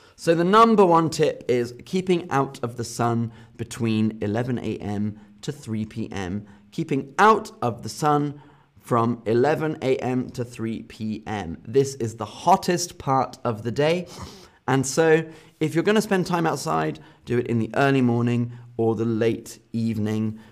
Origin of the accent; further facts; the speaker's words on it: United Kingdom; my home country, in the U K